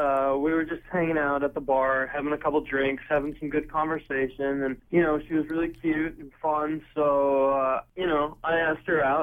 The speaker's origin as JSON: {"language": "English", "town": "Dayton", "region": "Ohio", "country": "United States", "said": "Just Dayton."}